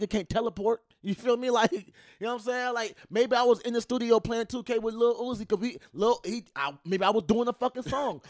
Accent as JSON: {"language": "English", "town": "Memphis", "region": "Tennessee", "country": "United States", "said": "I'm from Memphis."}